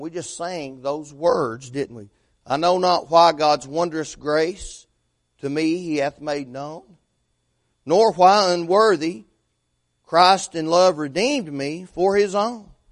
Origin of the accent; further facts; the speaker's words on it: Fentress County, Tennessee, United States; moved away; A fellow that I graduated high school with became sheriff up my hometown, Fentress County